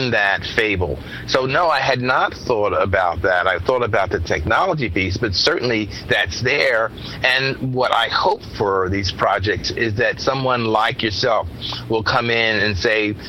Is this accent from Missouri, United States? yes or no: no; Philadelphia, Pennsylvania, United States; I grew up in Germantown and a section of Philadelphia, Pennsylvania